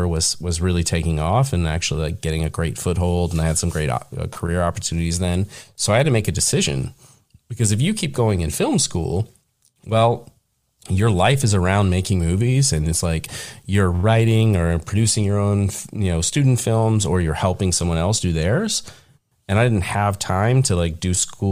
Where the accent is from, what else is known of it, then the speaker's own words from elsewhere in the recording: Cincinnati area, Northern Kentucky, United States; moved away as an adult; I grew up in the Northern Kentucky, like Cincinnati area. So it's in the Midwest